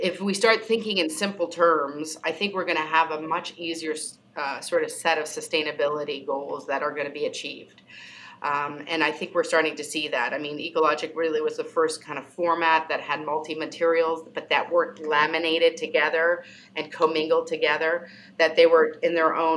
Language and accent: English; Canada; I'm Canadian.